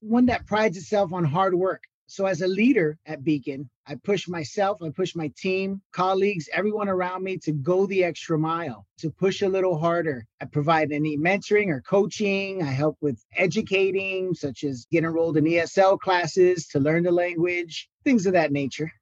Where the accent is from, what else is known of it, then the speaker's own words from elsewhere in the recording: Miami, Florida, United States; moved away as an adult; also born or lived in Puerto Rico (ancestry); now in Sarasota, United States; My family's from Puerto Rico. I grew up in Miami my entire life